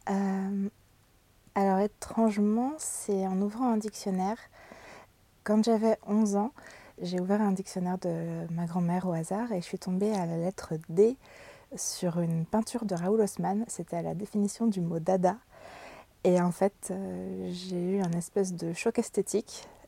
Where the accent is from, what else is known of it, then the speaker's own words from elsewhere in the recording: Brittany, France; J'ai grandi en Bretagne, j'ai beaucoup bougé, mais c'est en Bretagne que je suis restée le plus longtemps.